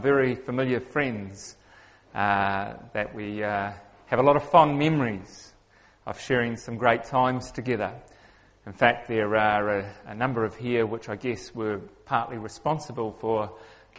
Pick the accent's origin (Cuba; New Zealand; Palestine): New Zealand; accent: Kiwi; I'm a Kiwi, which means I have a funny accent